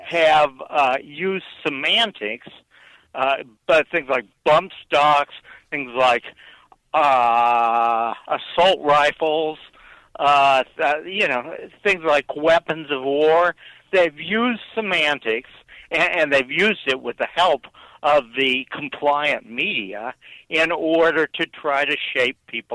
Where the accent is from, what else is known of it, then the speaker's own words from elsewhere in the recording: Kansas City, United States; I am from Kansas City.